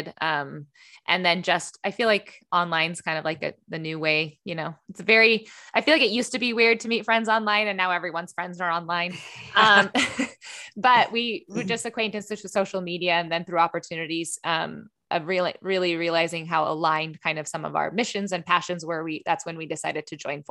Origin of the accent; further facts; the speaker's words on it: Montana, United States; now in Nebraska, United States; I actually grew up in Montana